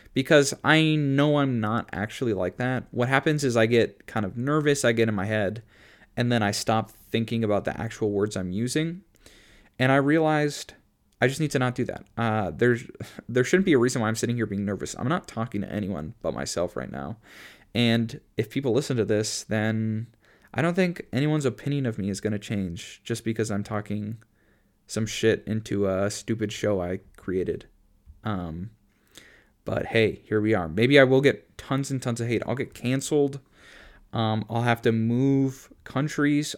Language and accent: English; Minnesota, United States; also born or lived in Boston area; now in Boston, United States; I went to high school in Minneapolis when I'm from Minnesota.